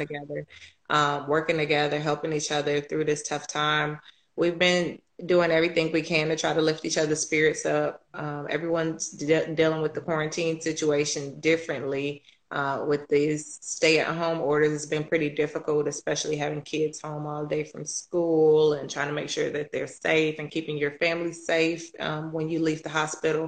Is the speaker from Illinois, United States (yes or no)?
yes; Chicago, Illinois, United States; moved away; I'm originally from Chicago.